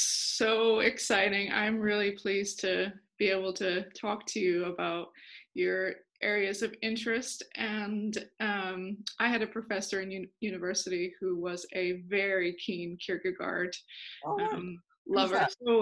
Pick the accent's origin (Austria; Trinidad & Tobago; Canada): Austria; also born or lived in United States; now in Northern Ireland, United Kingdom; My accent is, so I was born in the States, okay. And then I was raised in Austria. My parents were missionaries.